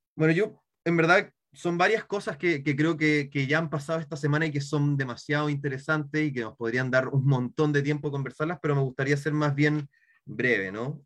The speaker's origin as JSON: {"language": "Spanish", "town": "Santiago", "region": "Santiago Metropolitan Region", "country": "Chile", "said": "soy de Santiago"}